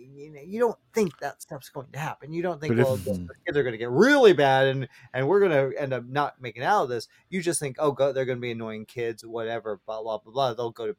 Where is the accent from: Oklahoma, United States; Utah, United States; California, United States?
Utah, United States; that reminded me of growing up in Utah. This was my neighborhood.